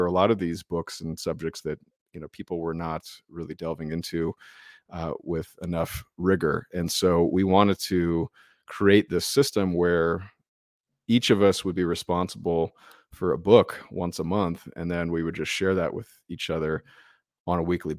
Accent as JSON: {"language": "English", "country": "United States", "said": "we're American"}